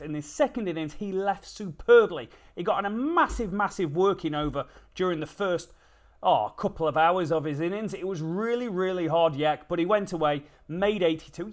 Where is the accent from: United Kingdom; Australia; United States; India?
United Kingdom; England; we're typical English